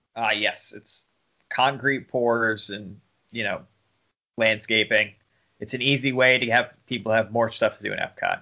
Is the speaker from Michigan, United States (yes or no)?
no; New York City, New York, United States; growing up in New York City.